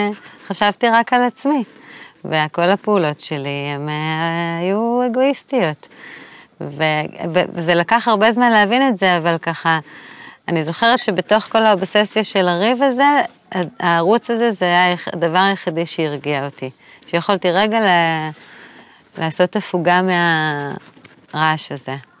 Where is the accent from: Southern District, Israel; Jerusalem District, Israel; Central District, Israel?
Jerusalem District, Israel; Jerusalem; born or raised there; also born or lived in Tel Aviv; now in Tzukim, Israel